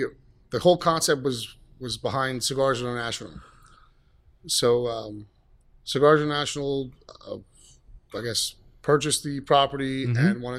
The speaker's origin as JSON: {"language": "English", "town": "Allentown", "region": "Pennsylvania", "country": "United States", "tie": "born or raised there", "said": "I'm from, born and raised in Allentown, been in the food business for a good 20 years"}